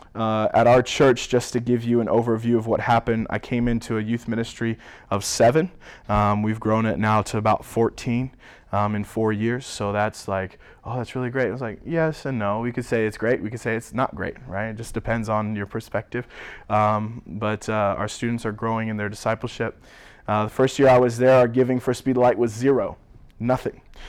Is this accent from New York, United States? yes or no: no; Springfield, Missouri, United States; moved away as an adult; now in Cleveland, United States; I'm originally from Springfield, Missouri